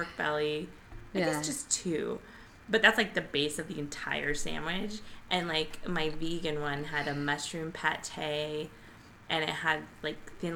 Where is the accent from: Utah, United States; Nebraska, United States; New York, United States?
Nebraska, United States; moved away; we're from Nebraska